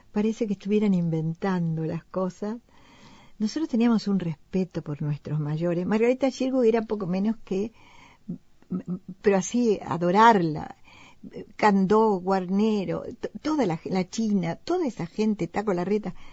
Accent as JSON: {"language": "Spanish", "country": "Spain", "moved": "yes", "said": "yo vengo de España, tú sabes que hace 30 años que me fui"}